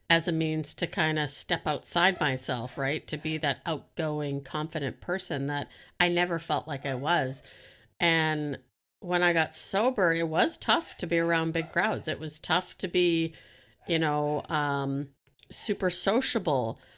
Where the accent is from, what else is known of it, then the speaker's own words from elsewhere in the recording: Canada; I love to flirt. I'm friendly. I'm, I'm Canadian. I think that helps.